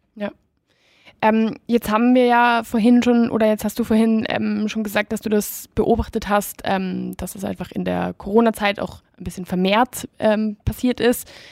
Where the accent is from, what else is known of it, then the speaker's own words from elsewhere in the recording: Spain; moved away; ich bin ursprünglich aus Spanien